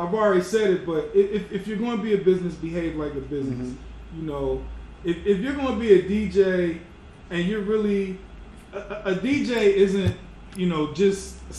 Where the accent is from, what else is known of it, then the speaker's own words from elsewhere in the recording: Philadelphia, Pennsylvania, United States; Because I was from Philly, Delaware. I didn't have that.